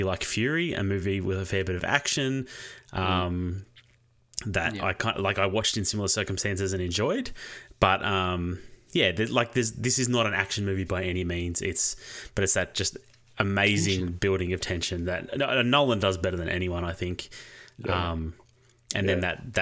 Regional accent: Australia; As an Australian

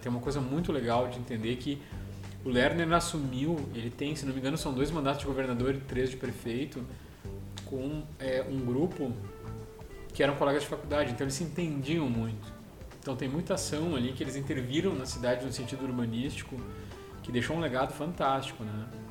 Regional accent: Gramado, Rio Grande do Sul, Brazil; Quando eu era criança, a gente morou ali

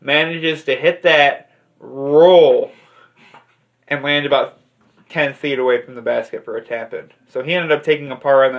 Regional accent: Illinois, United States; I'm from Illinois

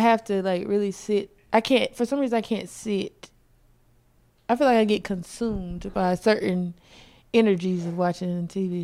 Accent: South Carolina, United States; moved away; I'm from South Carolina originally

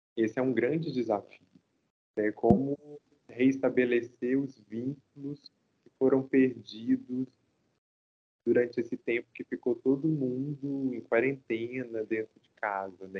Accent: interior of Minas Gerais, Brazil; eu sou do interior de Minas. Né? Então a gente não tinha tanto acesso a equipamentos culturais

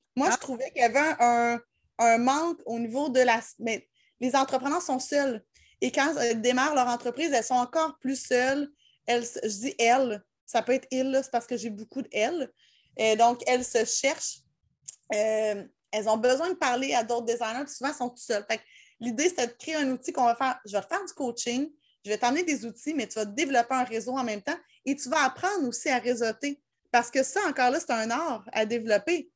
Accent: Laurentides, Quebec, Canada; je viens, des Laurentides

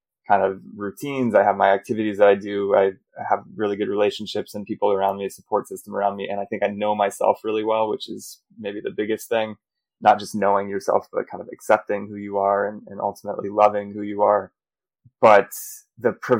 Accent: United States; accent: American; moved away as an adult; now in Europe; I'm American, you can hear from my accent, but living in Europe

